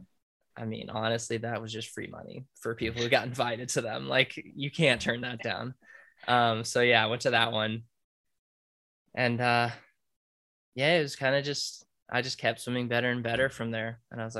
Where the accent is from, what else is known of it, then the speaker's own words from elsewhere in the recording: United States; as an American